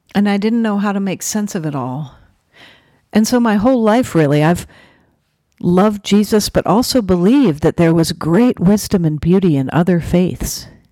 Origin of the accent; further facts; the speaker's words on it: New Haven, Connecticut, United States; I was born in New Haven, Connecticut.